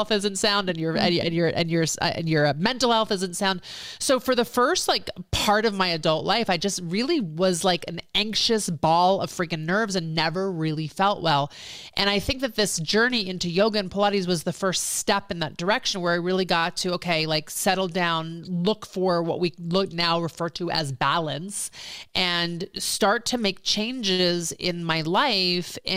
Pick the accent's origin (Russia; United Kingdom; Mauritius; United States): United States; Philadelphia, Pennsylvania; moved away as an adult; also born or lived in New York / Boston / Los Angeles; I'm from the East Coast originally, born in New York, moved to Philadelphia area, went to college in Boston, came home, moved into downtown Philadelphia